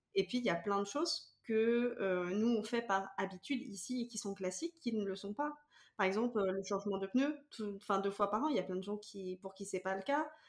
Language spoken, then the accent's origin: French; France; now in Canada; en tant que française